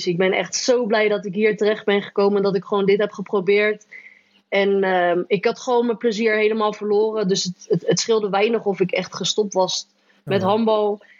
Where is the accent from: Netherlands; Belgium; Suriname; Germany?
Germany; now in Spain; Ja, want ik kom natuurlijk uit Duitsland, waar het echt eh, strikt was. En daar mocht je natuurlijk helemaal eh, niks doen, niks zeggen, niet lachen, niks. En toen ging ik naar Spanje